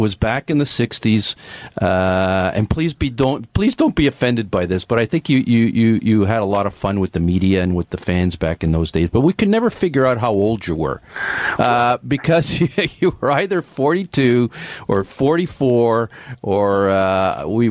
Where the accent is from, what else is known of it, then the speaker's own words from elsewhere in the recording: Toronto, Ontario, Canada; I grew up in the Jane and Lawrence area. I lived in the Jane and Lawrence area for a few. For a few years, my family, I was a young boy at the time